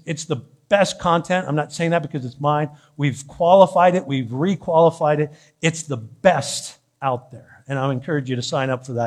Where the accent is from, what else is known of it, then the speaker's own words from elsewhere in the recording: San Diego, California, United States; I'm from San Diego.